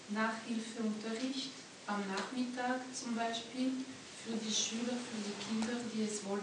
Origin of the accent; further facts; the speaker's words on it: French-speaking Switzerland, Romandy, Switzerland; moved away as an adult; now in Austria; Ich komme aus der französischen Schweiz, also bei uns wäre es undenkbar, dass der Staat das den Kindern schenkt.